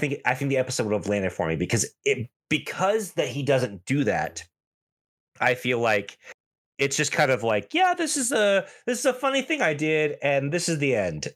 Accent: United States; especially as an American viewer

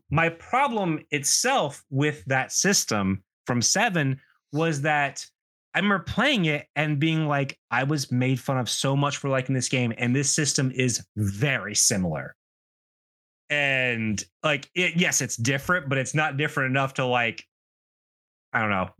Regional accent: the South, United States; And growing up in the South, that's an extremely important story for someone who thinks a little bit differently from the people around them.

